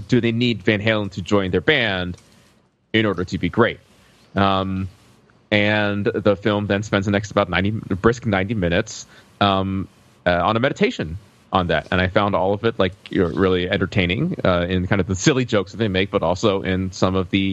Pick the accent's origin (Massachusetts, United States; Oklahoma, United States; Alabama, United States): Alabama, United States; I grew up in Alabama